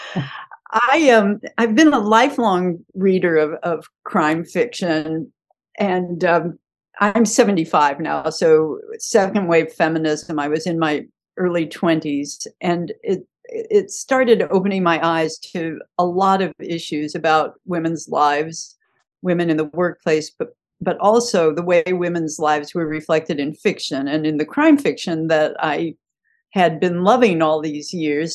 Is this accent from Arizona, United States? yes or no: no; Kansas, United States; moved away as an adult; now in Chicago, United States; I grew up in Kansas and I went to the University of Kansas